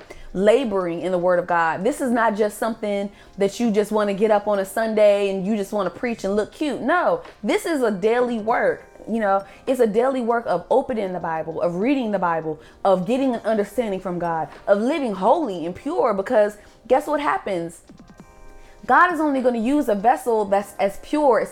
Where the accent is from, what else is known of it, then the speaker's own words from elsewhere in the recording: Maryland, United States; moved away as an adult; now in Georgia, United States; I grew up in Maryland. I grew up in the DMV